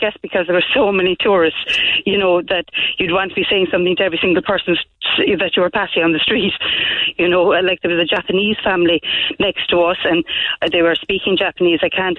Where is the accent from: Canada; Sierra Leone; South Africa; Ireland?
Ireland; accent: Irish; my Irish accent